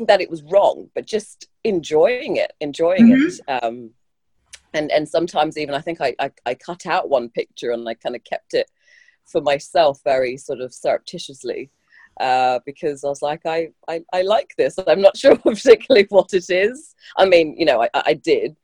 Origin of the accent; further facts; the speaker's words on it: London, United Kingdom; I've grown up in London, born and bred